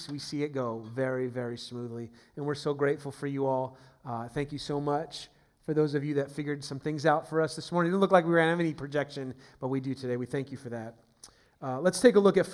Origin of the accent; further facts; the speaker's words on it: Steubenville, Ohio, United States; also born or lived in San Francisco Bay Area, California; now in Northern Virginia, United States; where my hometown is, where my family was, the roots are in Steubenville, Ohio